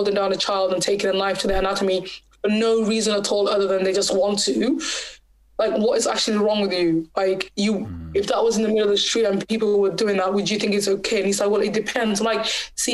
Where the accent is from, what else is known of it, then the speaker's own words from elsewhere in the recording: Bristol, South West England, United Kingdom; also born or lived in Somaliland; I was from Bristol